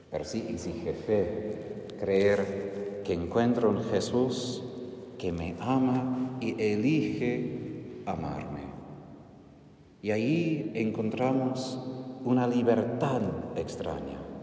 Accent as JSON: {"language": "Spanish", "country": "United States", "second_language": "Spanish", "moved": "yes", "said": "Soy de Estados Unidos, donde hablamos de independencia, de libertad"}